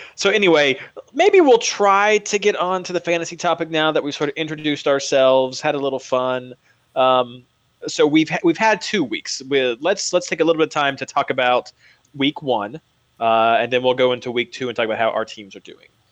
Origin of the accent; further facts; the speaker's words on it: United States; being an American fan of English soccer